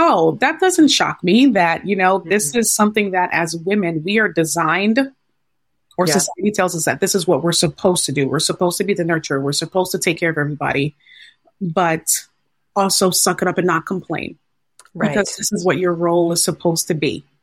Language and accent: English; Ghana; I am the only girl in my family. I'm Ghanaian, and my parents are like, what what do you mean you can't do this?